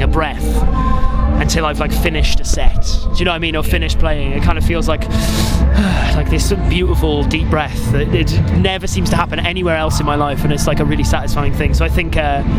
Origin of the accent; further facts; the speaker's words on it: Barry, Wales, United Kingdom; also born or lived in Dagenham / London; I was only there until I was like 3 years old and then moved to Barry. South Wales. So a Welshman